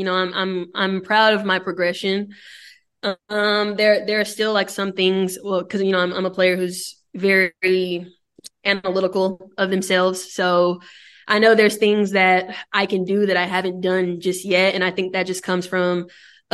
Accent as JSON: {"language": "English", "town": "Dallas", "region": "Texas", "country": "United States", "moved": "as an adult", "lives_now": "Orlando, United States", "said": "I'm from Dallas"}